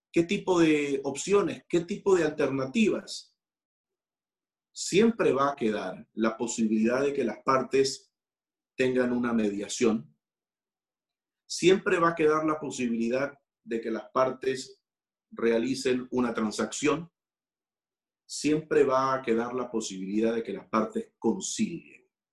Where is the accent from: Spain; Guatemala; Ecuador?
Ecuador; muchos de los ecuatorianos, soy ecuatoriano